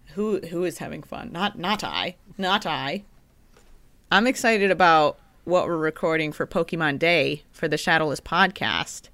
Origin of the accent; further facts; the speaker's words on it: Midwest, United States; moved away; I'm from the Midwest